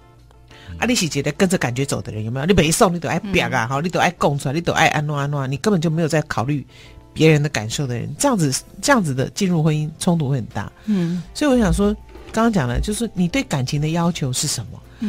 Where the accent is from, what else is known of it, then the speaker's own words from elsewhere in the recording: Shandong, China; 我们山东话叫七大姑八大姨